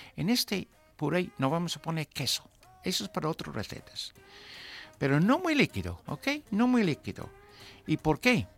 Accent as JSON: {"language": "Spanish", "town": "Newmarket", "region": "East of England", "country": "United Kingdom", "tie": "born or raised there", "second_language": "Spanish", "moved": "yes", "lives_now": "Spain", "said": "en un teatro cerca de mi pueblo"}